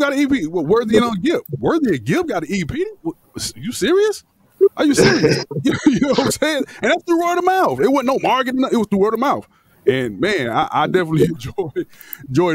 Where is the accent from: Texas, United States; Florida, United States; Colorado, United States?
Florida, United States; Miami; I'm from Miami